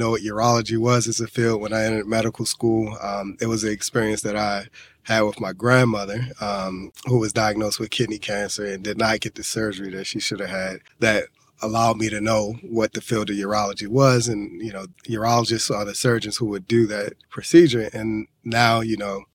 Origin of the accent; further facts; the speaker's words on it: Baltimore, Maryland, United States; moved away; I was originally from West Baltimore, which has its own inherent struggles. There's a lot of struggles when they talk about infestation with drugs, poverty, violence, the whole nine. So I saw all of that growing up